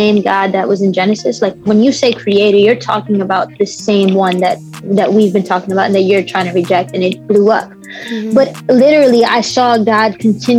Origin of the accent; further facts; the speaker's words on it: New York City, New York, United States; Growing up in the Bronx was amazing. Like, I love my city. I was born and raised in the same neighborhood.